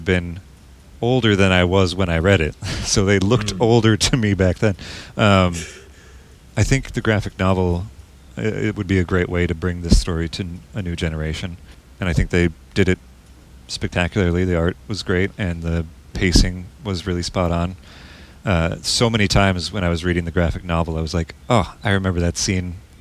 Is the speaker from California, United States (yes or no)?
no; Minnesota, United States; accent: Minnesotan; my Minnesotan accent